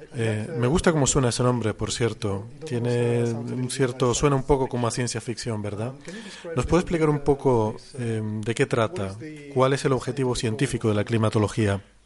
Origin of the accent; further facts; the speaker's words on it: Spain; en mi país, en España